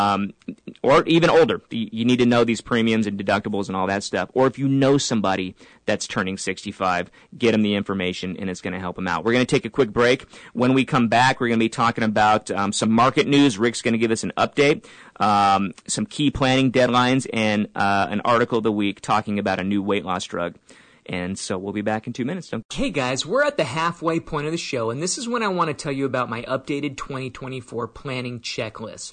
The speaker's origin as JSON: {"language": "English", "town": "San Diego", "region": "California", "country": "United States", "moved": "yes", "said": "originally we're from San Diego"}